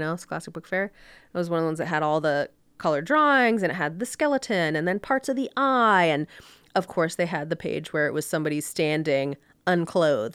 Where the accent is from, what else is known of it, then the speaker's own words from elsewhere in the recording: Orlando, Florida, United States; moved away as an adult; also born or lived in Connecticut / Miami; now in Park City, United States; I grew up in Orlando.